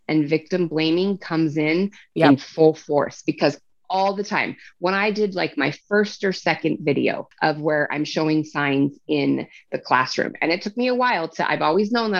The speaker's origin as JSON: {"language": "English", "town": "Salt Lake City", "region": "Utah", "country": "United States", "tie": "born or raised there", "said": "my hometown"}